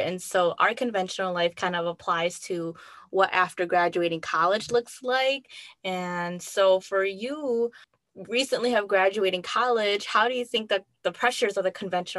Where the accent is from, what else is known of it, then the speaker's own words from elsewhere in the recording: United States; We both identify as Hmong American women